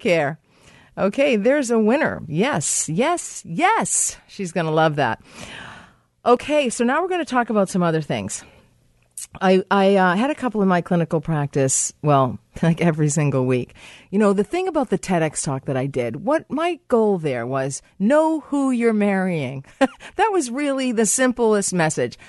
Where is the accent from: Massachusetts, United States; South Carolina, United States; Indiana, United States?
Massachusetts, United States; in the state of Massachusetts. My home state.